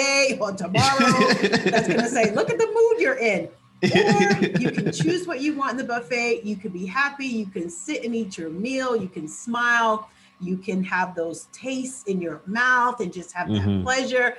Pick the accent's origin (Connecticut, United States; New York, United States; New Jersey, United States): New York, United States; New York City; So we started here in my hometown in New York City in Times Square. And then because I'm such a New Yorker